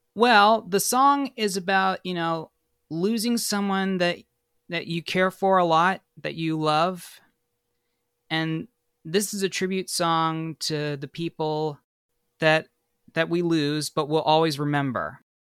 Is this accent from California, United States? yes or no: yes; Bay Area, California, United States; moved away as an adult; also born or lived in Sacramento; now in Los Angeles, United States; I was born in Sacramento, and then I'm originally from the Bay Area, but I moved to Los Angeles in two thousand fourteen to pursue my career